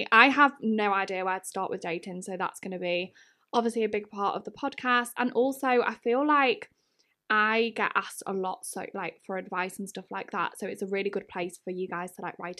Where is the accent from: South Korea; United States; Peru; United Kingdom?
United Kingdom; Wales; But yeah, I'm Welsh. I live in North Wales. I don't sound Welsh at all, but I do speak Welsh, or Dwi'n siarad Cymraeg.